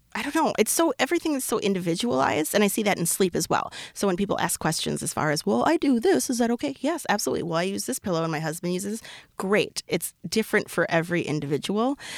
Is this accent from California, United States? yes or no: no; Minnesota, United States; I'm so Minnesotan.